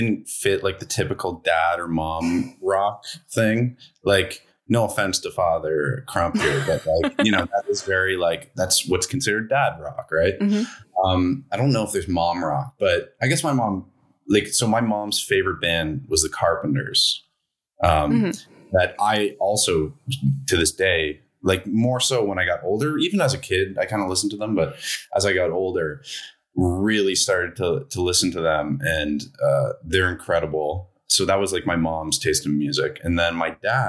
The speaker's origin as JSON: {"language": "English", "town": "Toronto", "region": "Ontario", "country": "Canada", "said": "I am from Toronto"}